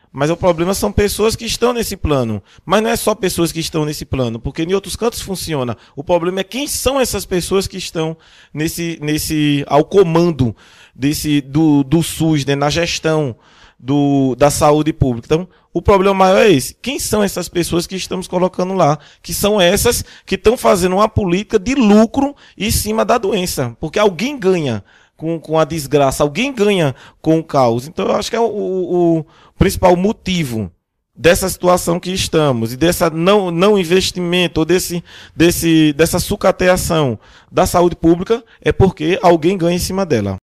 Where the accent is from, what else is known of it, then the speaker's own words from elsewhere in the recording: Brazil; nós, como brasileiros